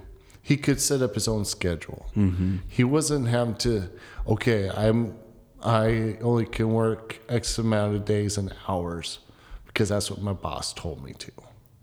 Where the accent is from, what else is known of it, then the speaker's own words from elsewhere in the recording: Rapid City, South Dakota, United States; moved away; growing up in Rapid City, South Dakota. It's a small town. It's only mm-hmm. 60,000 people.